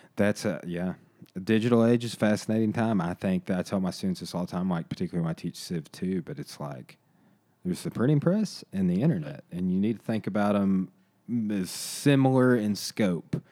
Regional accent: Arkansas, United States; I literally was growing up in Arkansas

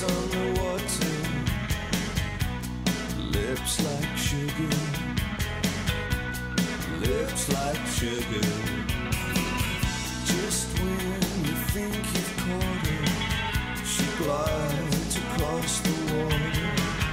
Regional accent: Salt Lake City, Utah, United States; now in Denver, United States; I live in Denver, as we've established, but I grew up in Salt Lake City, Utah.

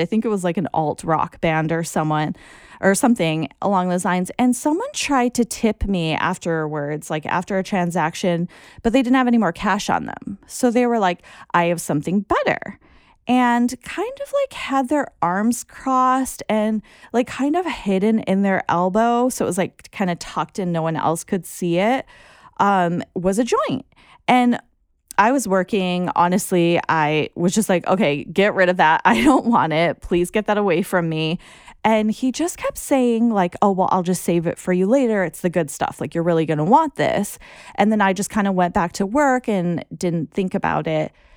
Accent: United States; as an American

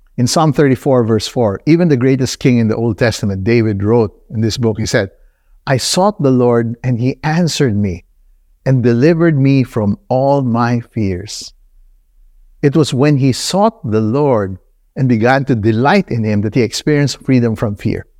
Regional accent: Nigeria; moved away; also born or lived in Philippines / United States; I grew up in Nigeria.

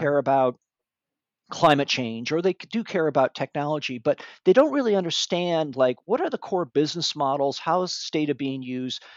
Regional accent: Michigan, United States; moved away as an adult; now in Northern California, United States; I grew up in Michigan

